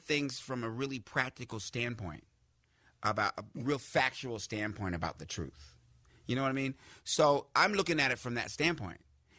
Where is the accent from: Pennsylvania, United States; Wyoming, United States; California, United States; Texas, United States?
Wyoming, United States; Laramie; also born or lived in Greenville, Mississippi / Casper, Wyoming / Fort Collins, Colorado / Washington, D.C.; Because I was abandoned as an infant in Greenville, Mississippi. I was adopted by a white woman from Wyoming. I was raised in Laramie, Wyoming, and Casper, Wyoming, and Fort Collins, Colorado.